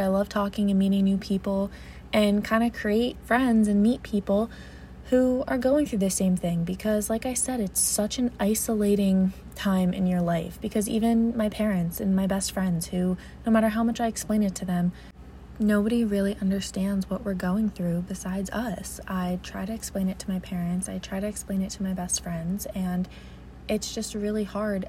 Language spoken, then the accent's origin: English; New Jersey, United States; I am 22 years old, I'm from New Jersey.